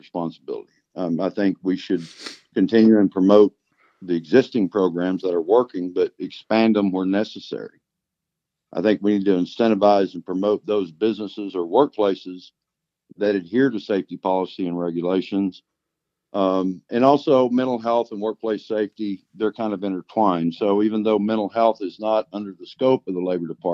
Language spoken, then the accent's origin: English; Oklahoma, United States; So I was born and raised in Oklahoma, except for the time that I've lived here my whole life, except for the time when I was in the Air Force.